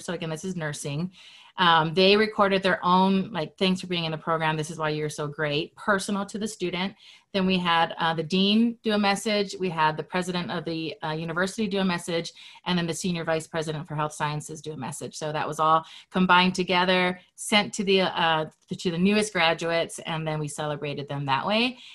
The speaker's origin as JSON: {"language": "English", "region": "Hawaii", "country": "United States", "tie": "born or raised there", "moved": "as an adult", "lives_now": "Utah, United States", "said": "I was born and raised in Hawaii, and I've lived in Utah for 15 years."}